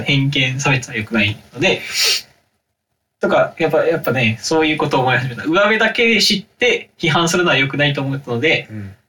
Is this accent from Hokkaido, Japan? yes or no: no; Kurume, Fukuoka, Japan; 僕たちの地元である福岡県久留米市